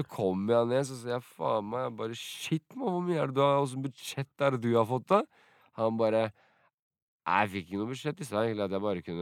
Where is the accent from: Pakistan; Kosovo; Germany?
Kosovo; Drenica; now in Norway; Siden det er min første mann, Drenica-mann, det her det er der jeg er fra, i Kosovo.